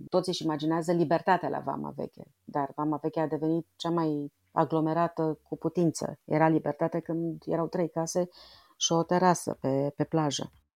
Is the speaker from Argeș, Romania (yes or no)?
yes; Budeasa, Argeș, Romania; now in Bucharest, Romania; eu am copilărit la țară, lângă Pitești, la Budeasa